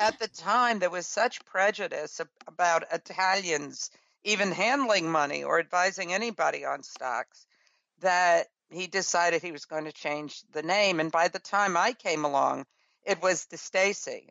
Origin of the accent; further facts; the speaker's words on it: New York City, New York, United States; I grew up in Brooklyn, New York, in a rural area.